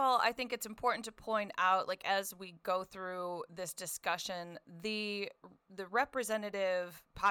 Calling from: Asheville, North Carolina, United States; I'm calling from the mountains, Asheville, North Carolina, USA.

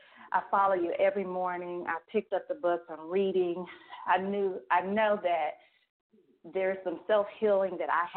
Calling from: Snellville, Georgia, United States; I'm calling from Snailville.

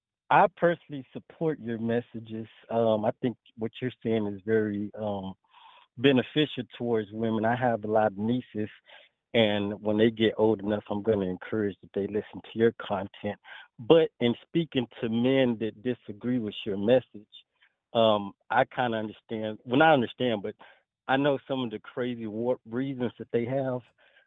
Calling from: Pearland, Texas, United States; Oh, hey, Tanya. … from Pearland, Texas.

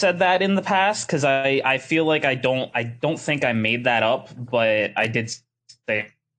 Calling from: Youngstown, Ohio, United States; Calling from Youngstown, Ohio. It's pretty cold here.

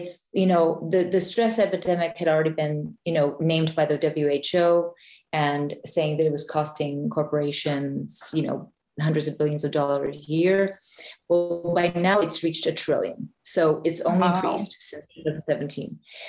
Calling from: Reykjavik, Capital Region, Iceland; I'm calling in from Ocean Cluster in Reykjavik, Iceland.

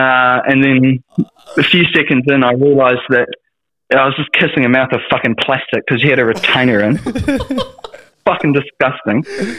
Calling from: Wellington, New Zealand; I'm calling from Wellington, New Zealand.

